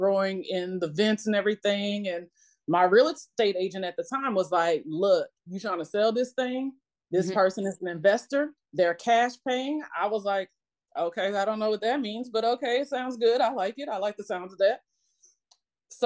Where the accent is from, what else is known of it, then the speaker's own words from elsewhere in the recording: Illinois, United States; now in Atlanta, United States; I'm originally from Illinois.